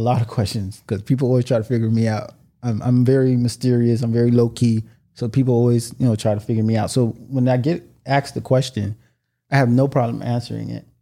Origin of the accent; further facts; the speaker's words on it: United States; I was born in America